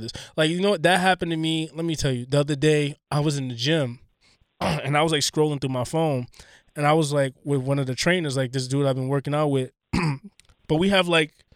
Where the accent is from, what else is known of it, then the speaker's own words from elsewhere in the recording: New York City, New York, United States; I'm from Queens